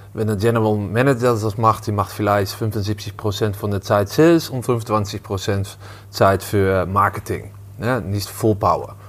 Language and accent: German; Amsterdam, North Holland, Netherlands; German is a second language; moved away; ich komme ursprünglich aus, äh, aus Amsterdam